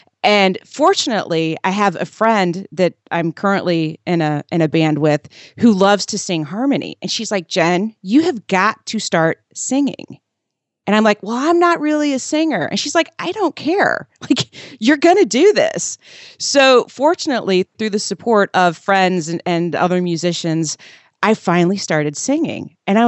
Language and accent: English; Indiana, United States; I grew up in Southern Indiana and was encouraged at an early age to, you know, take piano lessons and play sports